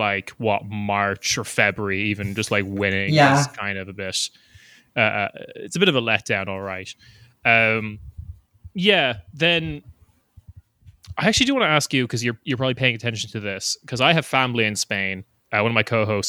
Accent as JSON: {"language": "English", "country": "Ireland", "said": "as an Irish person"}